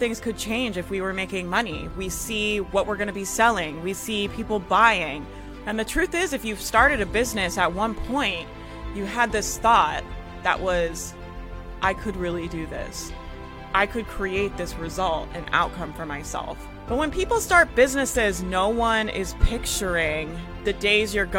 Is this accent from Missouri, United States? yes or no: no; Jacksonville, Florida, United States; I grew up in Jacksonville. It's, yeah, that's the Florida life, man